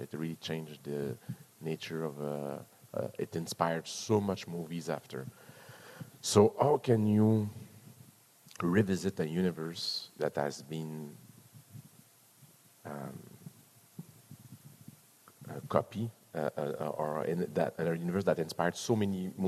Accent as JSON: {"language": "English", "country": "Canada", "said": "I'm a Canadian"}